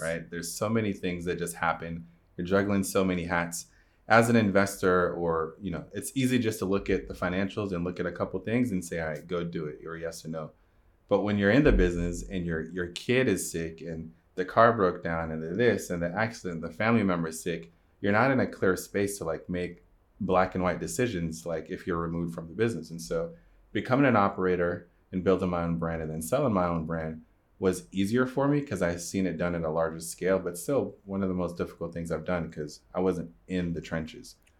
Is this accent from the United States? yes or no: no; Jamaica; I'm Jamaican